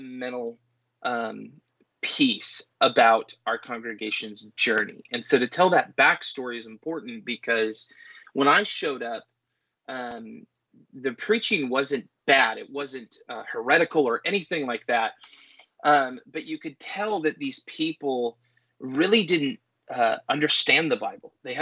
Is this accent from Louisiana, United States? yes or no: no; Conway, Washington, United States; also born or lived in Everett, Washington / Sedro-Woolley, Washington; I grew up first in Everett, then in Conway, which is like 20-ish minutes from Cedar Woolley.